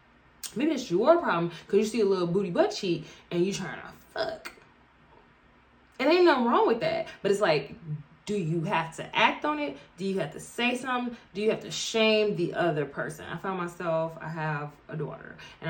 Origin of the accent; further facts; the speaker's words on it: Chicago, Illinois, United States; Bitch, so I'm from Chicago. Chicago footwork.